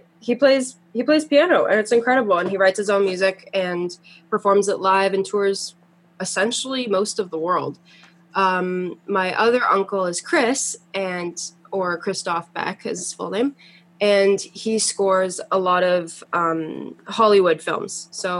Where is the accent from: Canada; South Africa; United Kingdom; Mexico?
Canada; Toronto, Ontario; also born or lived in Montreal; I was born in Montreal, and then I moved to Toronto when I was 4, and I've basically been here since